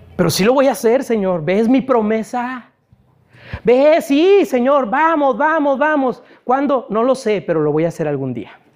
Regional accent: Ciudad Mante, Tamaulipas, Mexico; moved away; allá en mi ciudad natal, yo no sé si sepan que yo soy de Ciudad Mante

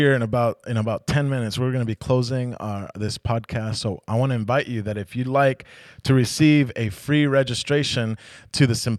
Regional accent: United States; Yeah, I got longer hair than my wife. I know. I'm Native American, so you don't have to argue with me.

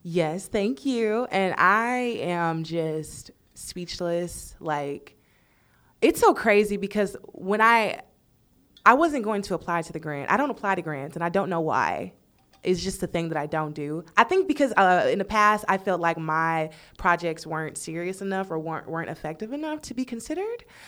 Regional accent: Texas, United States; moved away as an adult; now in Los Angeles, United States; I am from Texas

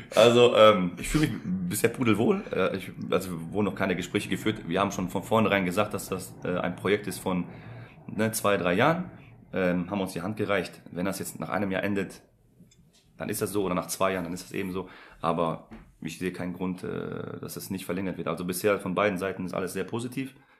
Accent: Essen, North Rhine-Westphalia, Germany; also born or lived in Poland; Ich bin ja selber äh, gebürtiger Pole, bin mit zwei hier hingekommen

